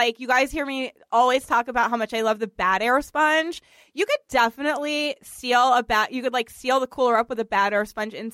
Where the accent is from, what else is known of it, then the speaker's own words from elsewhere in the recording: Boston, Massachusetts, United States; accent: Boston; my Boston accent